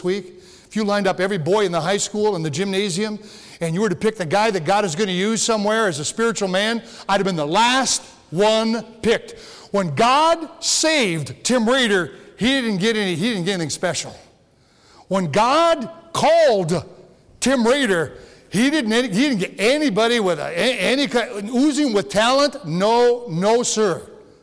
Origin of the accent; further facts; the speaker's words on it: Upper Peninsula, Michigan, United States; I was born and raised here